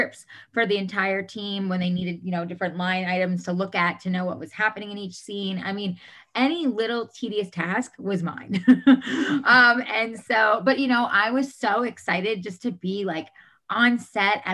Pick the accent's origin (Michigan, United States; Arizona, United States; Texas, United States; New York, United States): New York, United States; moved away as an adult; now in Los Angeles, United States; I am originally from New York. I moved out to Los Angeles, California, where I live now